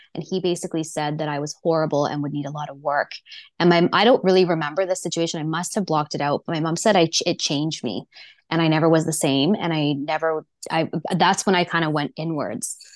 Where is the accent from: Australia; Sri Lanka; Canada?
Canada; Vancouver, British Columbia; I grew up here in Vancouver on the North Shore